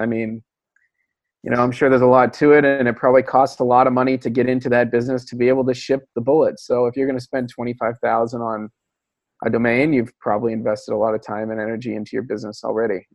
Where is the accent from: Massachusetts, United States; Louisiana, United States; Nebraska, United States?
Massachusetts, United States; I'm from Massachusetts.